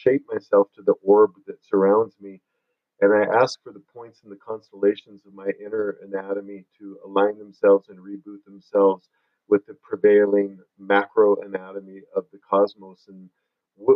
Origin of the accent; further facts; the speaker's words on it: Michigan, United States; moved away as an adult; now in Sedona, United States; I was raised in Michigan.